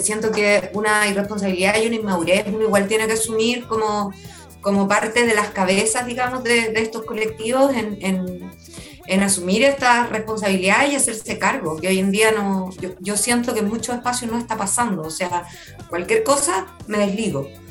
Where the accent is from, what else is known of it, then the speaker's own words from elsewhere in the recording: Talcahuano, Biobío, Chile; me crié en Talcahuano